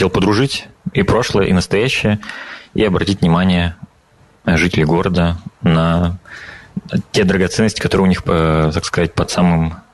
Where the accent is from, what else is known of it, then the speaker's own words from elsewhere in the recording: Kez, Udmurtia, Russia; now in Riga, Latvia; Э, я родом с э, Северной Удмуртии. Э, это 180 километров от Ижевска, поселок Кес. Если вы слышали про такое.